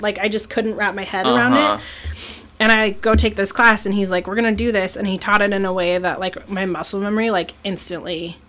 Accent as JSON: {"language": "English", "region": "Alaska", "country": "United States", "said": "this island in Alaska."}